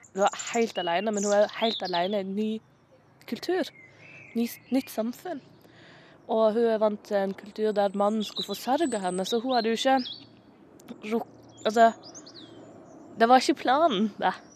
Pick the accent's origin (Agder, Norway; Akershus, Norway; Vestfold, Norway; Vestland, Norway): Agder, Norway; Moi; accent: Sørlandet dialect; Jeg er født og oppvokst på Moi, ei lita bygd i Norge